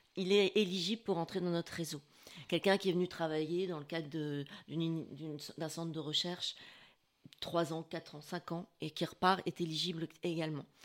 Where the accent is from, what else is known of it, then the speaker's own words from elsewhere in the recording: northern France, France; moved away as an adult; also born or lived in Paris; now in Assas, France; je suis du, du, nord. Et je me sentais un peu expatriée en arrivant de Paris.